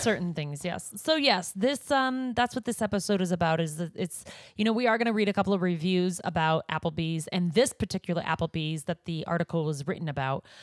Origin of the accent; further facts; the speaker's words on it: Montana, United States; moved away; growing up in Montana, uh, back when I did grow up in Montana, not recently